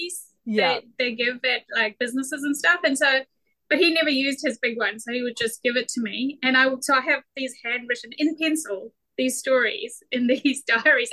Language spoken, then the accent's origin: English; New Zealand; born or raised there